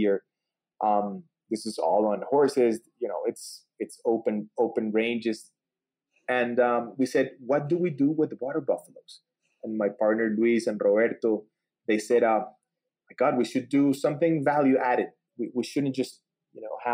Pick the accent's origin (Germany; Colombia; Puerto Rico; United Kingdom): Colombia; I'm an agricultural engineer born and raised in Colombia